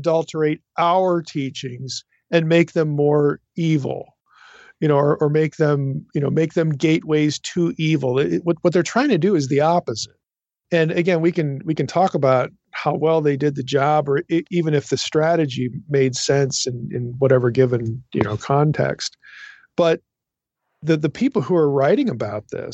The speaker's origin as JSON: {"language": "English", "region": "East Coast", "country": "United States", "said": "I'm from the East Coast. So, you know, in like Philadelphia and some of these other places"}